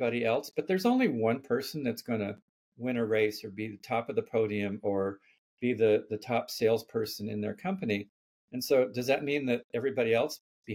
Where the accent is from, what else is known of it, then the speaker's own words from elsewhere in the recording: Palo Alto, California, United States; I grew up in Palo Alto before it was Silicon Valley